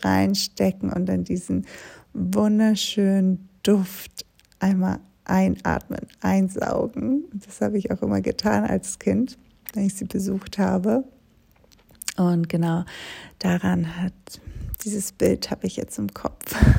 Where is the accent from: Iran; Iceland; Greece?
Greece; moved away; komme ich aus Griechenland